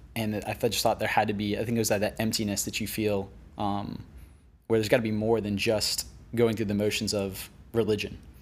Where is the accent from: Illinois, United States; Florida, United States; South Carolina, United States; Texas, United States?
Florida, United States; West Palm Beach; moved away as an adult; now in Venice, United States; I grew up on the East Coast in West Palm Beach